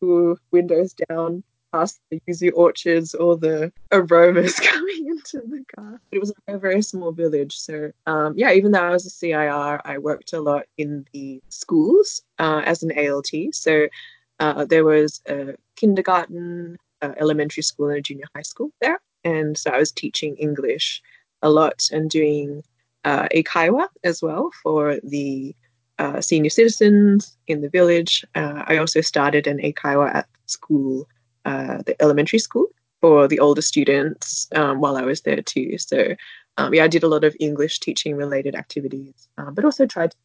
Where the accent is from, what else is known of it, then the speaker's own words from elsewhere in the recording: Sydney, New South Wales, Australia; moved away as an adult; also born or lived in Kochi Prefecture, Japan; now in Japan; I'm originally from Sydney in Australia